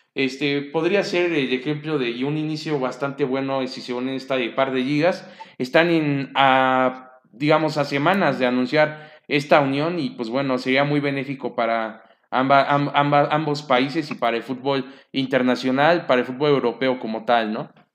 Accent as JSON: {"language": "Spanish", "country": "Mexico", "said": "como mexicano"}